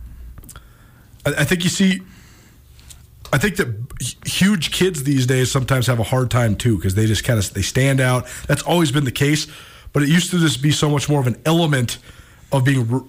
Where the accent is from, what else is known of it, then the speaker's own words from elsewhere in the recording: Montana, United States; as a kid growing up in Montana